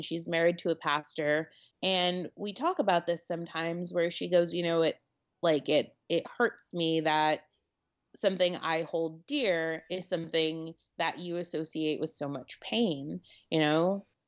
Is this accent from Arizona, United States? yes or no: no; Connecticut, United States; now in New York City, United States; I grew up in Connecticut